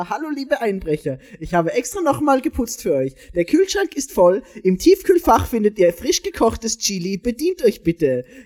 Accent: Austria; wir sind die Österreicher

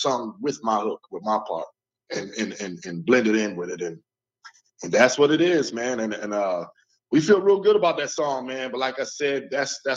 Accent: Newburgh, New York, United States; hometown, Newburgh.

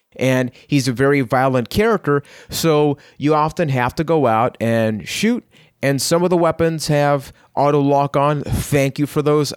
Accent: Puerto Rico; I am from Puerto Rico

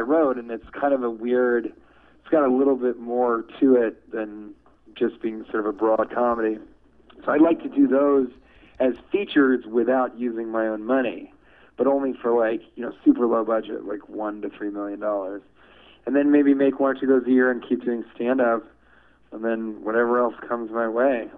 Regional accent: Denver, Colorado, United States; moved away; also born or lived in Washington, D.C. / Chicago; I'm from Denver, Colorado

